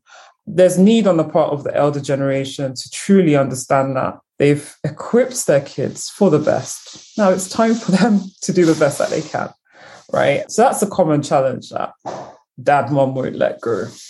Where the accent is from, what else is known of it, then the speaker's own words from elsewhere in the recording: United Kingdom; I used to say when I was in university, I'm a Brigerian. I'm a British Nigerian. Proudly so. Equal parts.